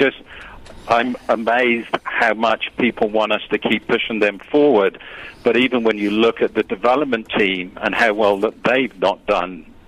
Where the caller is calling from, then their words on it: Mexico; I'm actually calling from Mexico.